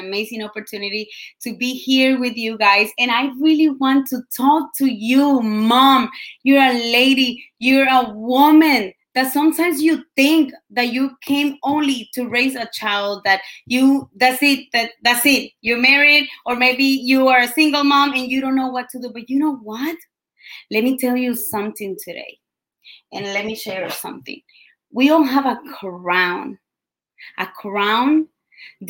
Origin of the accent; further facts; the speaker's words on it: Colombia; English is a second language; moved away; I came all the way from Colombia